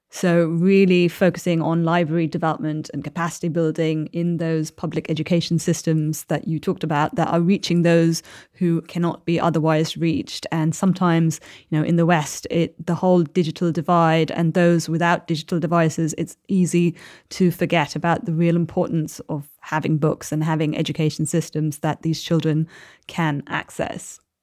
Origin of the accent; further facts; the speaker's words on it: Chennai, Tamil Nadu, India; Tamil Nadu is my home state. I'm from Chennai